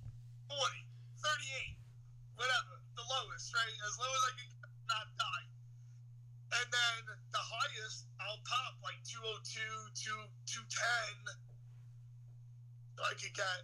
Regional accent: New York City, New York, United States; I'm from Brooklyn.

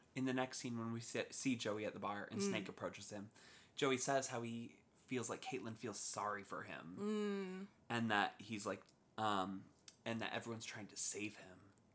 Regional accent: South Bay, California, United States; we grew up in the South Bay

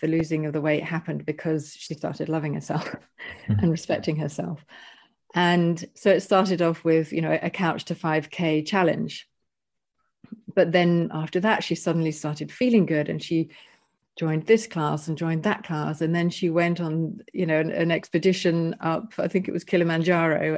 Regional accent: United Kingdom; moved away as an adult; also born or lived in Panama; I'm British

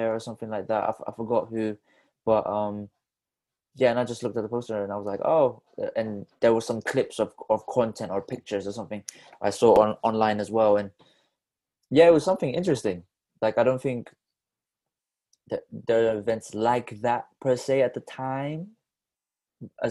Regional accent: Philippines; now in Bristol, United Kingdom; I was born in Philippines.

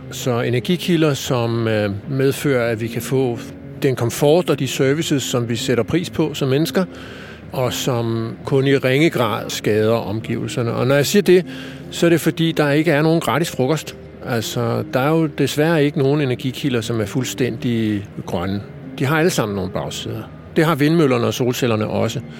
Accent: Copenhagen, Capital Region of Denmark, Denmark; der har vi så som københavner normalt et varmesystem, som trækker typisk på fjernvarmenettet

